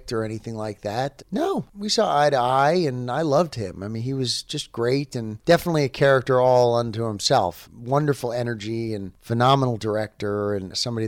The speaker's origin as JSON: {"language": "English", "region": "New York", "country": "United States", "tie": "born or raised there", "said": "I grew up in New York and was doing theater and got discovered there"}